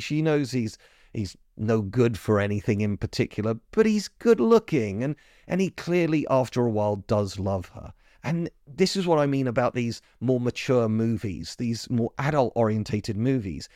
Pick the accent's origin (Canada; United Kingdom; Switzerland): United Kingdom; as a Brit